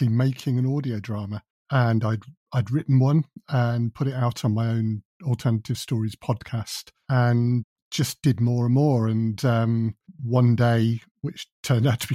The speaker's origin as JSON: {"language": "English", "region": "England", "country": "United Kingdom", "said": "We're so English"}